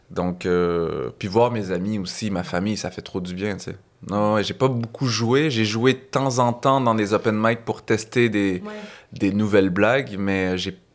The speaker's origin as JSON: {"language": "French", "town": "Saint-Eustache", "region": "Quebec", "country": "Canada", "tie": "born or raised there", "also_born_or_lived": "Laval", "moved": "yes", "said": "Euh, moi, je suis né au Québec, je suis né à Saint-Eustache"}